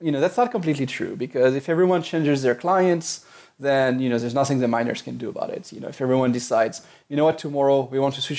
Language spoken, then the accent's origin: English; France; accent: French; English is a second language; moved away; I grew up in France, which is why I have a bit of a French accent.